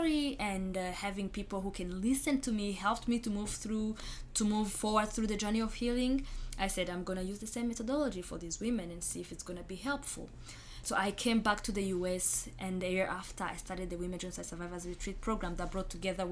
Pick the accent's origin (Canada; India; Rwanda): Rwanda; moved away; I was born and raised in Rwanda myself as a genocide survivor. I grew up in Rwanda with a lot of survivors around me.